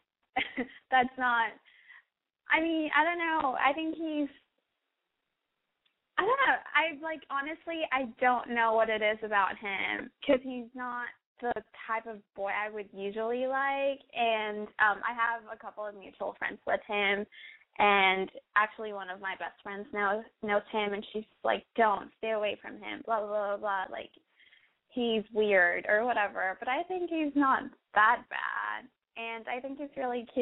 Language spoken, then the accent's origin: English; Austin, Texas, United States; I'm from Texas, and I'm 19